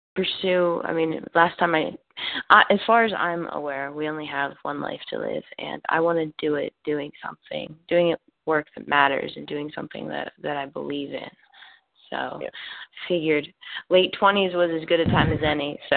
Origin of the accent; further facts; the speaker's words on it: Pittsburgh, Pennsylvania, United States; moved away as an adult; also born or lived in South Carolina; born and raised in Pittsburgh